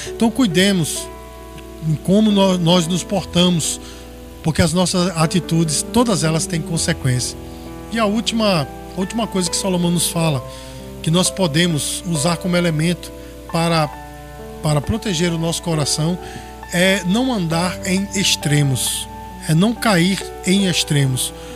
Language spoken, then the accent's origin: Portuguese; Brazil; nós, como brasileiros